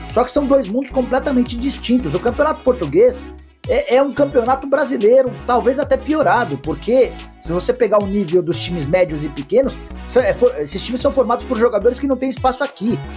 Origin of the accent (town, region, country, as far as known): Brazil